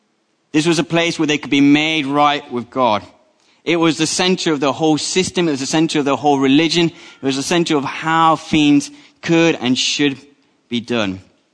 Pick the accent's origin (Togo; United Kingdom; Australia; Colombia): Colombia; born there; I was born in the Republic of Colombia. I was the wrong color, the wrong language.